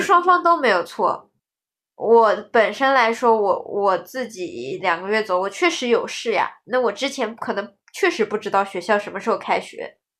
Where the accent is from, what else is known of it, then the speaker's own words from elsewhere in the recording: Shanghai, China; 我们是上海的